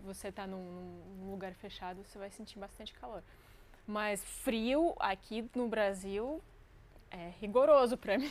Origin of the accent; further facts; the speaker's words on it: Crimea, Ukraine; Portuguese is a second language; also born or lived in Russia; now in Brazil; eu cresci na Crimeia, é uma, uma península no, no Mar Negro.